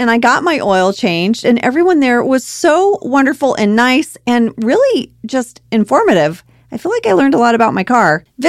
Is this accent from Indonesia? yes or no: yes; Indonesia; I did, but I grew up overseas. You know, I grew up in Indonesia.